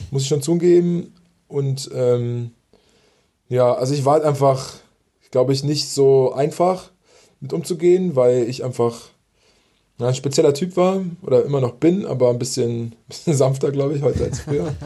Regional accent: Berlin, Germany; also born or lived in Italy; ich komme aus Berlin, also ich wohne ja aus, in Berlin

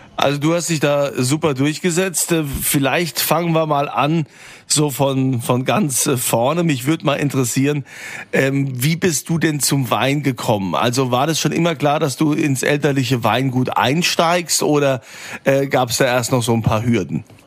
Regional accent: Rhineland-Palatinate, Germany; Bei uns in Rheinland-Pfalz

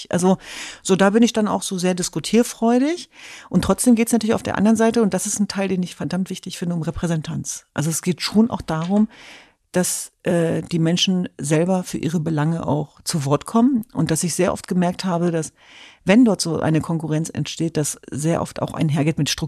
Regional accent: Germany; Ich bin Deutsche, ich bin Europäerin, ich bin Kurdin, ich bin Jesidin, ich bin eine Frau.

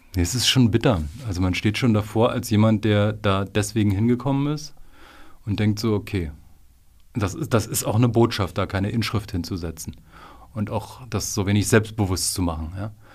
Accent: Frankfurt, Brandenburg, Germany; In meiner Heimatstadt war es Frankfurt oder äh, da war es Neubresinchen

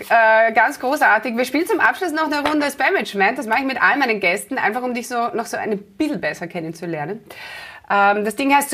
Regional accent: Klosterneuburg, Lower Austria, Austria; in Klosterneuburg, meiner Heimatstadt, fahre ich immer vorbei

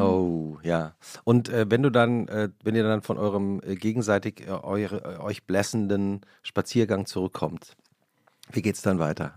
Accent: West Germany, Germany; als Westdeutscher würde ich sagen

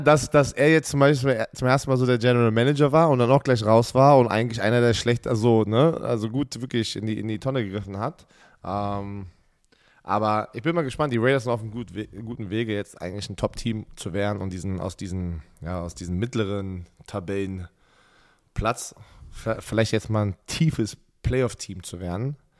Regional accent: Germany; wir als Deutsche

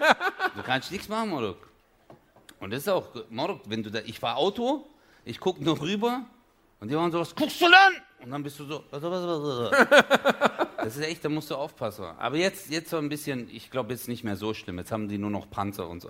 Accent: Çarşamba, Samsun, Turkey; da wo ich herkomme in der Türkei

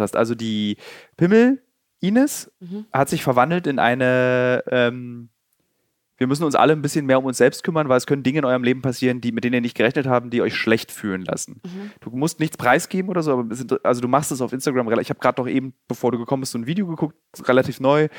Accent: Berlin, Germany; gebürtige Berliner

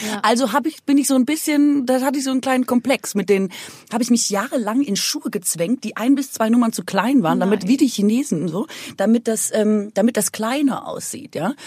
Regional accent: Aalen, Baden-Württemberg, Germany; in Aalen, also bei uns

